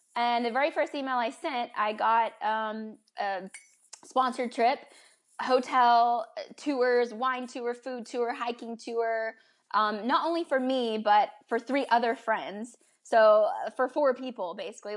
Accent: United States; moved away as an adult; also born or lived in Prague; as an American

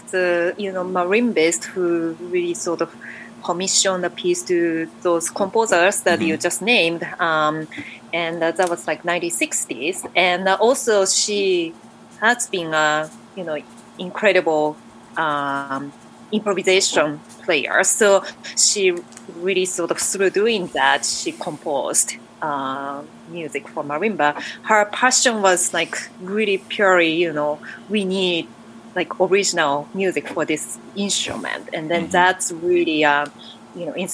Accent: Japan; English is a second language; moved away as an adult; also born or lived in Massachusetts, United States; now in United States; I grew up in Japan, and I started to study marimba when I was 5 years old

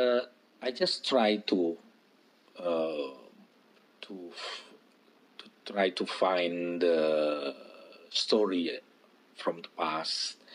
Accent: Blitar, East Java, Indonesia; my hometown, in Blitar.

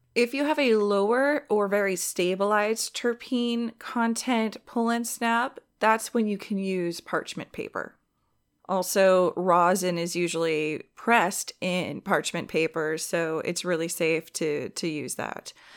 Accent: Southern California, United States; I'm from Southern California.

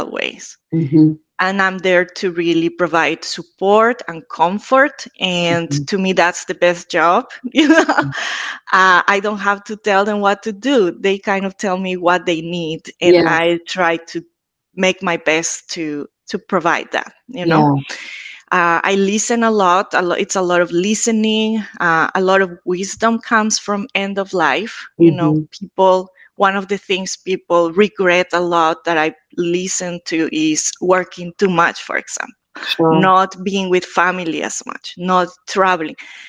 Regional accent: Ecuador; now in Boston, United States; I am from Ecuador

